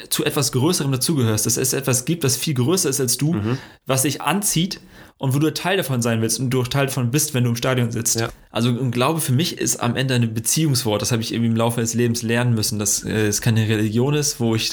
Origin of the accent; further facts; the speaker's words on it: Dortmund, North Rhine-Westphalia, Germany; Also, warum bist du Frankfurter, warum bin ich Dortmunder?